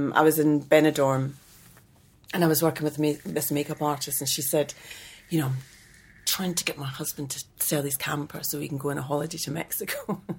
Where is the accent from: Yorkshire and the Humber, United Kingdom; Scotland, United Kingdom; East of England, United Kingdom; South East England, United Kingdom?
Scotland, United Kingdom; Glasgow; moved away; also born or lived in London; I'm from Glasgow. Oh, yeah. I was born in Glasgow.